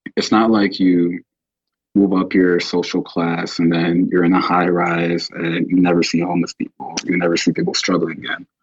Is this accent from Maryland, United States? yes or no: no; Chicago, Illinois, United States; growing up in Chicago